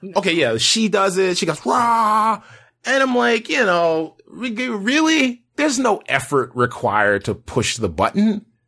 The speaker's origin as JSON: {"language": "English", "country": "United States", "said": "as an American science fiction lover"}